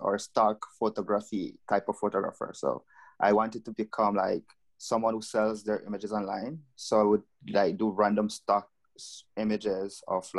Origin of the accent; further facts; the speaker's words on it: Jamaica; now in Curaçao; I'm originally from Jamaica